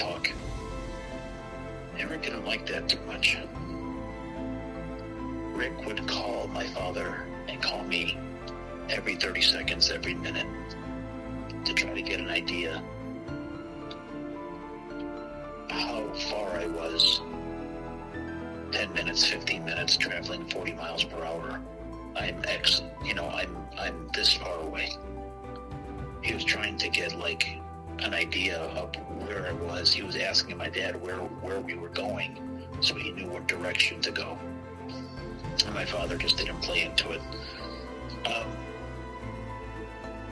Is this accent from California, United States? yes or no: no; Itasca, Illinois, United States; the house that we grew up in Itasca